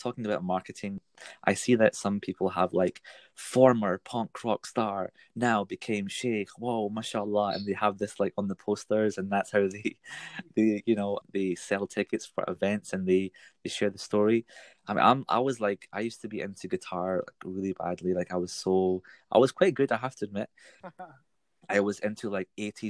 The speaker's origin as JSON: {"language": "English", "town": "Glasgow", "region": "Scotland", "country": "United Kingdom", "tie": "born or raised there", "said": "when I grew up in Scotland here in Glasgow"}